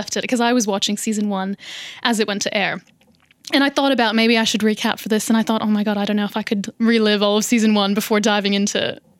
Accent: Canada; now in Australia; I'm Canadian, so I sort of grew up with the book and knowing Margaret Atwood

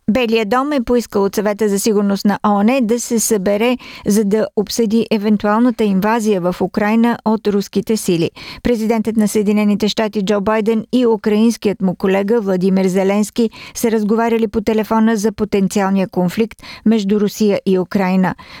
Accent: Bulgaria; като българин

